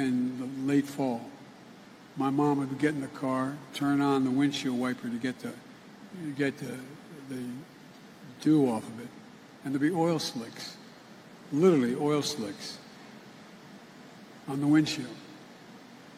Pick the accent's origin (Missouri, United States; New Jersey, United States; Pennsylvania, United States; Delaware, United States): Delaware, United States; Claymont; I grew up in Claymont, Delaware